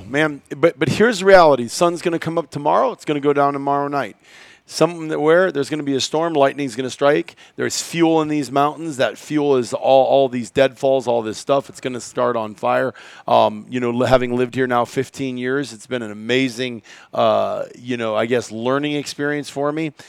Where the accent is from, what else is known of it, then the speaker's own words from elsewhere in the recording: Iowa, United States; I grew up in Iowa